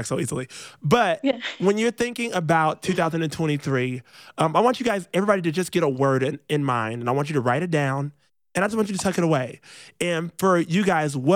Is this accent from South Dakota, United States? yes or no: no; Rockford, Illinois, United States; moved away; I grew up in Rockford, Illinois